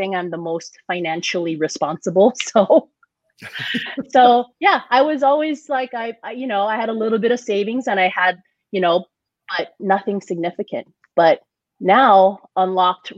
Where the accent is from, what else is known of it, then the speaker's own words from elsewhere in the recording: Hawaii, United States; also born or lived in San Diego; now in Las Vegas, United States; growing up in Hawaii, it was my first job